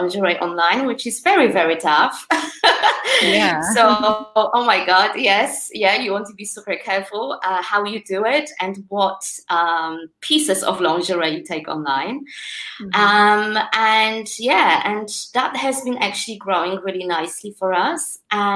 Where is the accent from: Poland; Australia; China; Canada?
Poland; English is a second language; now in United Kingdom; Poland, my home country